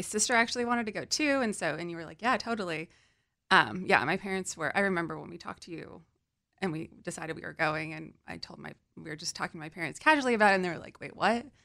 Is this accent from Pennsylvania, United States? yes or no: no; California, United States; also born or lived in New York; I'm from California